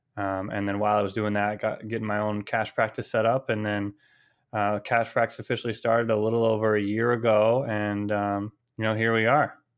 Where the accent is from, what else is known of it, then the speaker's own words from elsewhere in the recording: California, United States; moved away as an adult; also born or lived in Maine / Boston; I'm originally from California, came out to Maine for college